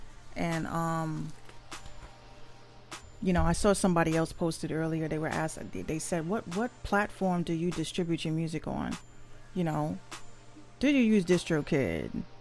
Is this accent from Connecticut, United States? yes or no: no; New York City, New York, United States; I'm from the Bronx